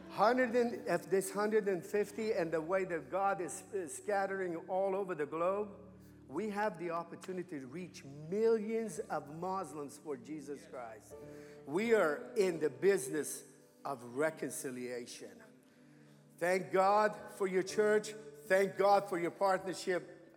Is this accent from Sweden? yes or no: no; Iran; moved away as an adult; now in United States; I was born and raised in Iran